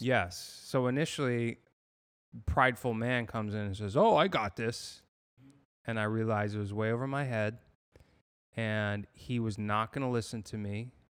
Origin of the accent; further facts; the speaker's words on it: Massachusetts, United States; moved away as an adult; also born or lived in San Diego, United States / Los Angeles, United States; now in Fort Myers, United States; I grew up in Massachusetts